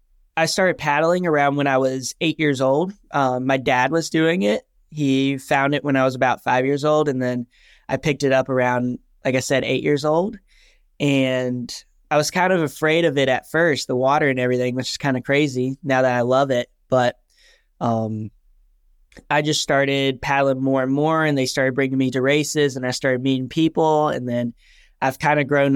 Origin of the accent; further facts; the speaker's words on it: Wilmington, North Carolina, United States; I'm from Wilmington, North Carolina, so East Coast. Love it here.